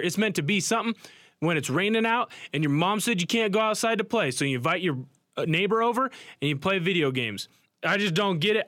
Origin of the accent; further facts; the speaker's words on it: Portland, Oregon, United States; moved away; Portland, where I'm from, my hometown.